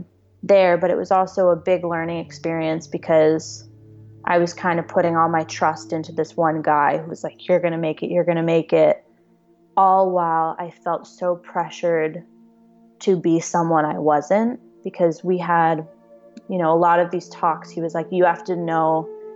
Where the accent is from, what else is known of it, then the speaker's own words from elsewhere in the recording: Dallas, Texas, United States; moved away as an adult; now in Los Angeles, United States; the last time I was home in Dallas